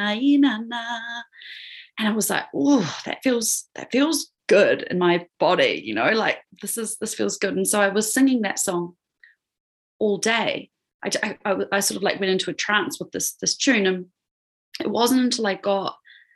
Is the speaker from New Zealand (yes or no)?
yes; New Zealand; moved away as an adult; also born or lived in Australia / Peru; I was born in Aotearoa, New Zealand, which is where I am now. But I was overseas for about 10 years, living in Australia, and then also living in Peru